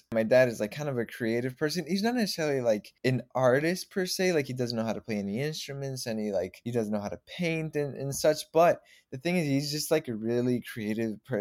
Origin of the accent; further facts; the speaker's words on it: Mexico; now in Chicago, United States; when I turned six, we actually, well, my parents, like, pretty much took the whole family. It's actually four of us. We're four brothers, took the whole family down to Mexico.